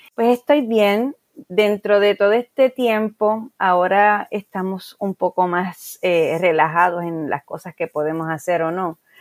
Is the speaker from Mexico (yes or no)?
no; Guayama, Puerto Rico; also born or lived in San Juan; Y en el año 1994 yo abro en, en mi pueblo, en Guayama, una librería